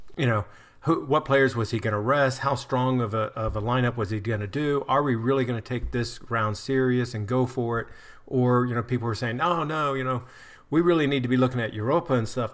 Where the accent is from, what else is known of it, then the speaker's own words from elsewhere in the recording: United States; as an American